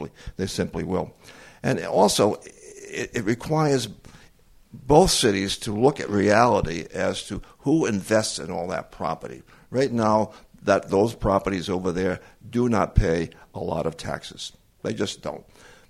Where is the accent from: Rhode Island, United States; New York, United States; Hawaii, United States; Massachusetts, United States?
Rhode Island, United States; Central Falls; I'm from Central Falls. Okay. Well, I was only there for a day, but I'm from Central Falls.